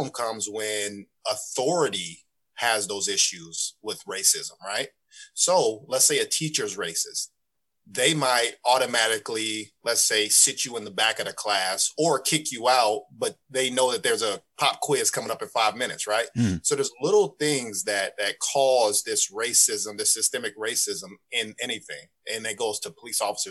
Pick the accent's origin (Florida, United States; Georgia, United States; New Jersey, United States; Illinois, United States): Illinois, United States; Urbana; moved away as an adult; also born or lived in Danville, Illinois; now in Atlanta, United States; grown up in Urbana. I went to Leo for elementary school